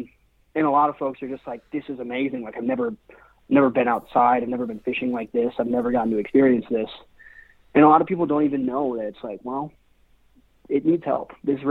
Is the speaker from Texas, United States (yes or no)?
no; Seattle, Washington, United States; also born or lived in Spain; And then out of high school, I bounced back and forth from Seattle, which is where I'm from. I was born and raised in Seattle.